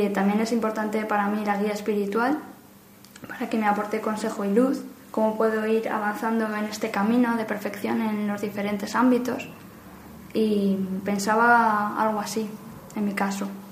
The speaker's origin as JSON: {"language": "Spanish", "town": "Madrid", "region": "Community of Madrid", "country": "Spain", "said": "soy de Madrid"}